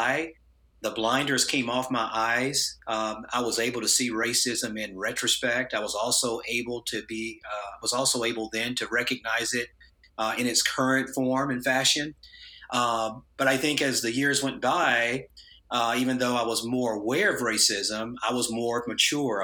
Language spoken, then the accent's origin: English; Tennessee, United States; the town that I grew up in Tennessee